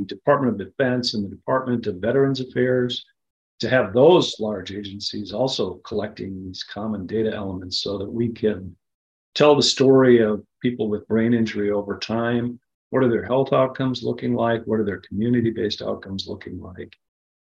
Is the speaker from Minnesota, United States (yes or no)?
yes; Minnesota, United States; moved away; I was in my home state of Minnesota over the holidays